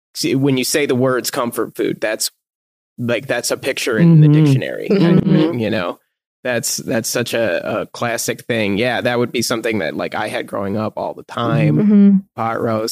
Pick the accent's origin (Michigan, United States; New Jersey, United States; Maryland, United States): Michigan, United States; I'm from Michigan. So we got that Midwest, you know, meat and potatoes dinner.